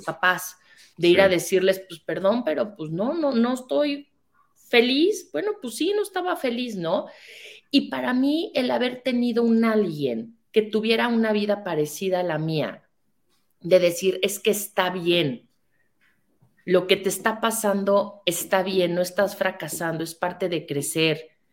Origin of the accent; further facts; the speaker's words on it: Mexico; soy una mujer mexicana